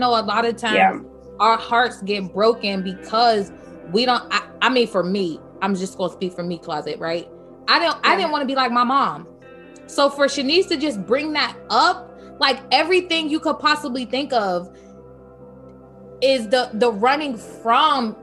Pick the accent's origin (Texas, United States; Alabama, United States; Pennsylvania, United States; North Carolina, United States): Pennsylvania, United States; moved away as an adult; also born or lived in San Pedro, California; I done moved all the way to California, okay? I'm from Pennsylvania